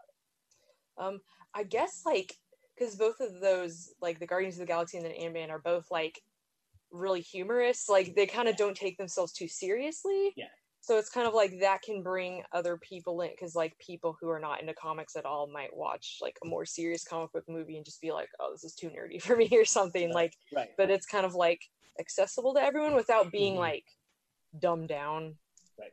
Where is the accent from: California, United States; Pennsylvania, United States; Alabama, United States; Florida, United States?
Florida, United States; Daytona Beach; I'm from Florida, like the Daytona Beach